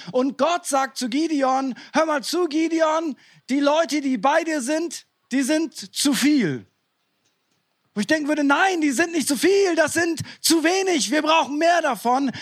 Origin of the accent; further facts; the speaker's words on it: East Frisia, Lower Saxony, Germany; ich komme ja aus Ostfriesland